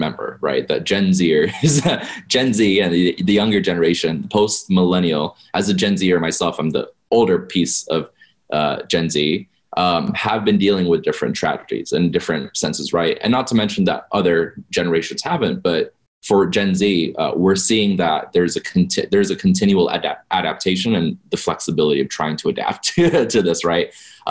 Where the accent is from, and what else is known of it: Las Vegas, Nevada, United States; born or raised there